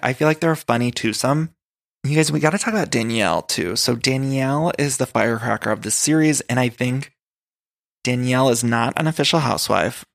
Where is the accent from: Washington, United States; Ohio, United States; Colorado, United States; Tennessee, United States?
Ohio, United States; I'm from Ohio